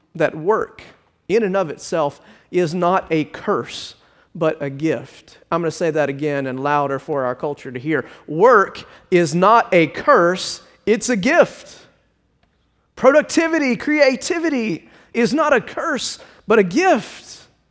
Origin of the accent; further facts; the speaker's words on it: Richmond Hill, Georgia, United States; Growing up in Richmond Hill, Uh, my parents used to listen to ninety-seven point three W A E V